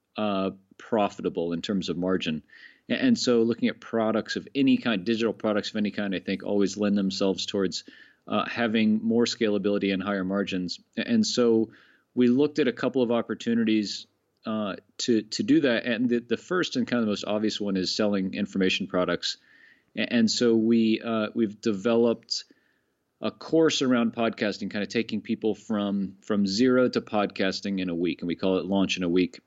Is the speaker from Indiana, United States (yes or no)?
no; Florida, United States; moved away as an adult; now in Annecy, France; I'm from Florida originally